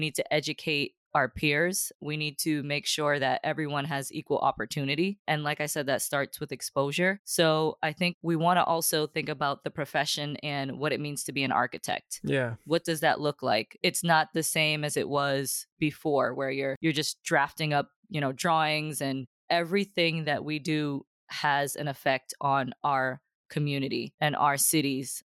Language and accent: English; Boston, Massachusetts, United States; I grew up in Dorchester